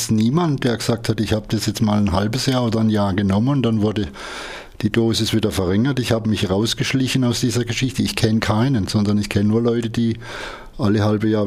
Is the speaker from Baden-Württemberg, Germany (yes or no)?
yes; Freiburg, Baden-Württemberg, Germany; ich bin 1951 in Freiburg geboren, wohne jetzt allerdings ein bisschen außerhalb von Freiburg, ein kleines bisschen in die nördliche Richtung, bin aber noch Freiburger